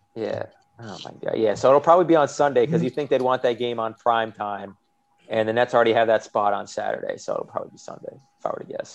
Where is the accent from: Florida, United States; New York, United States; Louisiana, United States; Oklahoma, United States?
New York, United States; as a New Yorker